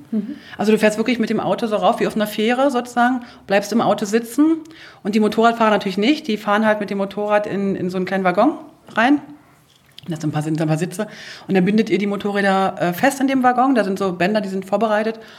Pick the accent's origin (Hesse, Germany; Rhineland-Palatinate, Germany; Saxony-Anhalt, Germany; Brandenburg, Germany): Brandenburg, Germany; Wobei ich bin auch auf dem Land groß geworden, außerhalb von Berlin.